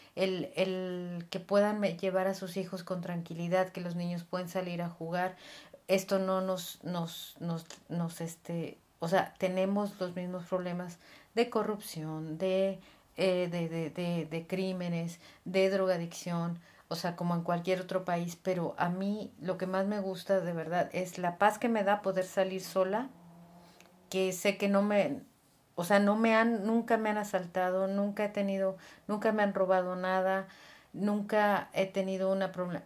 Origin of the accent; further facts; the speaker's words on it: Mexico City, Mexico; moved away as an adult; now in Gloucester, United Kingdom; soy de la ciudad, nací en la Ciudad de México